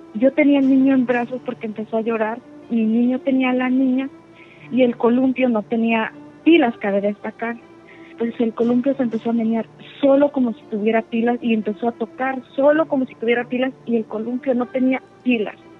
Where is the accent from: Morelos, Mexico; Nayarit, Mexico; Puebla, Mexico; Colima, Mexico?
Puebla, Mexico; now in Houston, United States; yo soy del estado de Puebla, pero ah, radico en Houston